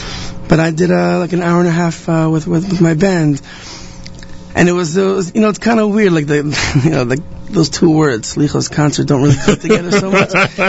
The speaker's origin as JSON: {"language": "English", "town": "Ra'anana", "region": "Central District", "country": "Israel", "tie": "born or raised there", "moved": "yes", "said": "a memory of mine is growing up in Israel. I was part of a choir in Renana, where I grew up."}